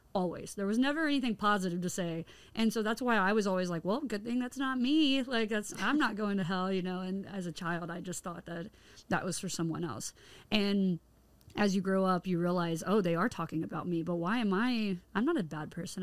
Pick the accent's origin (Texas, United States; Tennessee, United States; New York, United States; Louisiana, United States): Tennessee, United States; moved away; I'm from Tennessee originally, which is considered the Bible Belt area, the southern states